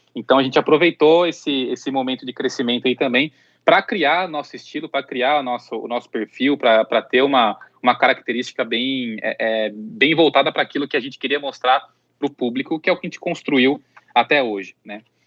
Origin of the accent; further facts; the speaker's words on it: Artur Nogueira, São Paulo, Brazil; also born or lived in Campinas; eu sou de Campinas, então eu sou do interior, eu vivi boa parte da minha infância e adolescência mais no interior ainda, que é Artur Nogueira, que é uma cidade bem próxima de, de Campinas